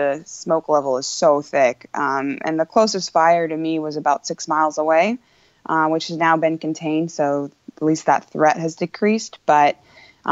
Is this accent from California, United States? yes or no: yes; Redding, California, United States; also born or lived in Solvang, California / Central Coast, California / Texas; now in Petaluma, United States; I was born in Solvang, California, grew up in Redding, California, went to college in Texas, and I'm currently in Petaluma, California